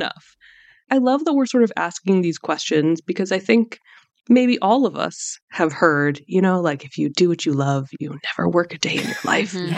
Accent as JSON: {"language": "English", "country": "United States", "said": "I'm Iranian American"}